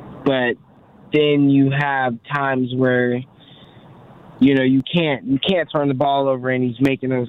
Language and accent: English; West Palm Beach, Florida, United States; I'm from West Palm Beach